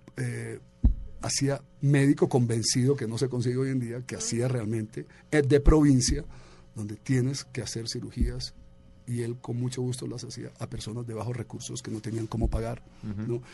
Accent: Colombia; also born or lived in Bogotá / New York; soy colombiano

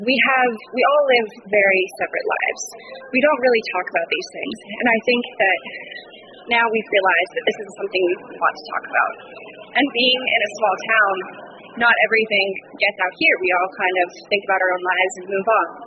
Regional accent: Brentwood, New Hampshire, United States; I'm from Brentwood, New Hampshire, and I am a senior at Exeter High School.

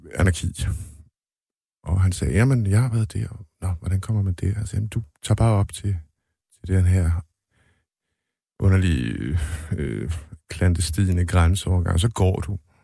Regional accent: Denmark; moved away as an adult; now in Sweden; Jeg var den første fra Danmark

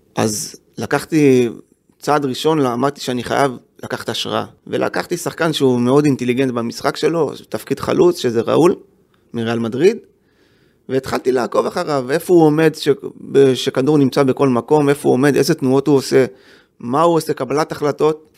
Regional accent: Jerusalem, Jerusalem District, Israel; also born or lived in Givat Ze'ev; אני גדלתי, אני נולדתי בגבעת זאב, שזה יישוב סמוך לירושלים

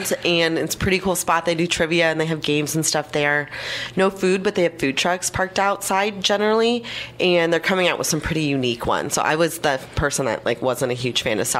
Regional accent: Ohio, United States; also born or lived in Chicago; So I'm from Ohio, but I spent a few years in Chicago

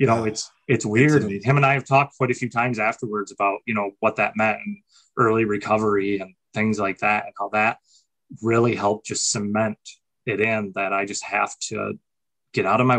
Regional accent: Saginaw, Michigan, United States; I was in Saginaw, Michigan, where I grew up

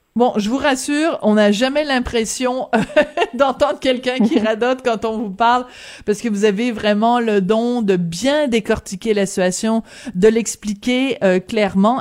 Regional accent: France; now in Canada; je suis née en France, mais de famille canadienne

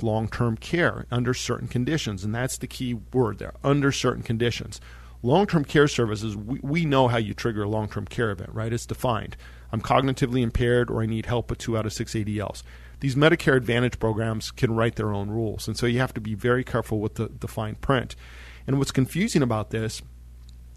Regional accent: Monte Vista, Colorado, United States; I grew up in Monta Vista, Colorado

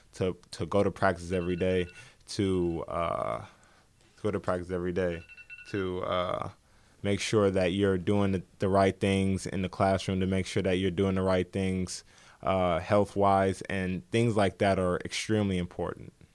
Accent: Indianapolis, Indiana, United States; I grew up in the heart of Indy, you know, on the north side

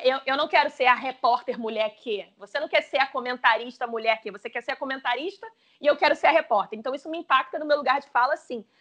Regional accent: Brazil; a gente como brasileiro

